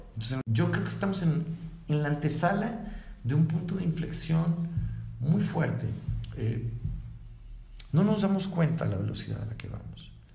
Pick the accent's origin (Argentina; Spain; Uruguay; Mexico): Mexico; Guadalajara, Jalisco; Los de Guadalajara no somos iguales los de la calzada para allá, de los de calzada para acá